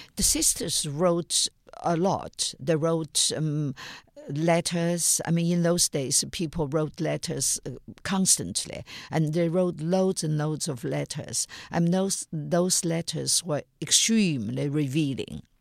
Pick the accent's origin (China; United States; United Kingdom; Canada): China; my time growing up in China in the nineteen fifties and sixties and seventies